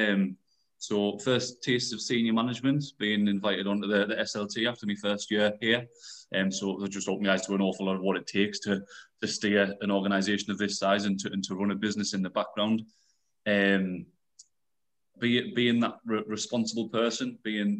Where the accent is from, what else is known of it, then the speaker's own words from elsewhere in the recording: United Kingdom; I'm a local lad. I was brought up in Rogue, about 5 minutes walk from the Beacon itself